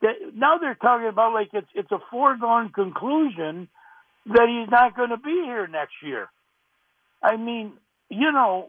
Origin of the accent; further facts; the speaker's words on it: Rochester, New York, United States; now in Tennessee, United States; when … was played here in Rochester, I'm in Tennessee actually, but you know, I'm from Rochester.